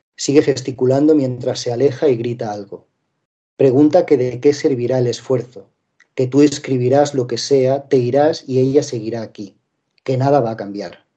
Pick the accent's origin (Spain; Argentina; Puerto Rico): Spain; Linares, Andalusia; moved away as an adult; also born or lived in Madrid / London / Asia; soy periodista español, nacido en, Linares, provincia de Jaén, al sur en este caso de, de España.